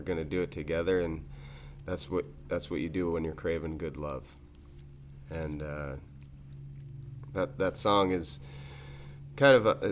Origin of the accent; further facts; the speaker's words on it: Carthage, New York, United States; now in Cazenovia, United States; growing up in Carthage, we had the main industry, and pretty much the only one in the town of Champion where we grew up